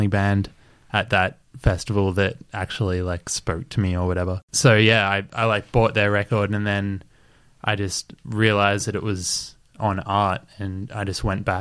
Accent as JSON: {"language": "English", "area": "Central Coast", "region": "New South Wales", "country": "Australia", "tie": "born or raised there", "also_born_or_lived": "Sydney / Geelong", "moved": "as an adult", "said": "growing up in the Central Coast"}